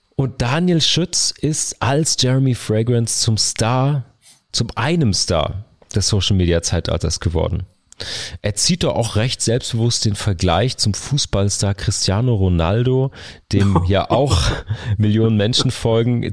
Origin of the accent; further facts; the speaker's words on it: Karlsruhe, Baden-Württemberg, Germany; meiner Heimatstadt Karlsruhe